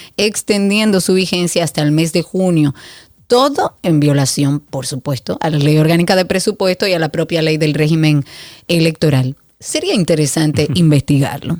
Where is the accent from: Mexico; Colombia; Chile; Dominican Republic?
Dominican Republic; also born or lived in Punta Cana; nosotros como dominicanos